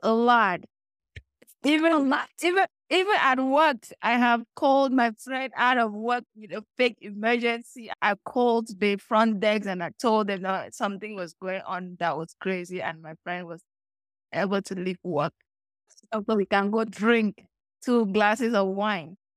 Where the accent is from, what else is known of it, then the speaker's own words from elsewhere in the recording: Cameroon; now in United States; I grew up in Cameroon, like, you know, calm girl, typical village girl.